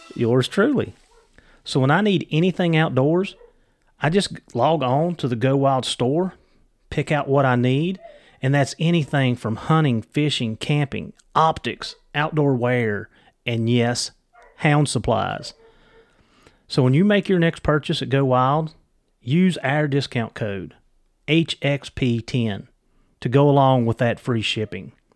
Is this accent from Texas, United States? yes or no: no; Virginia, United States; I'm from Virginia